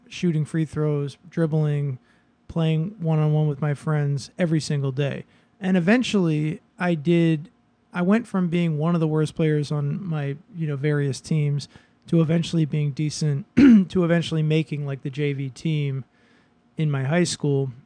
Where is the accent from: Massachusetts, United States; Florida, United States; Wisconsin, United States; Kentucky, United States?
Massachusetts, United States; Boston; now in Brooklyn, United States; I grew up in Boston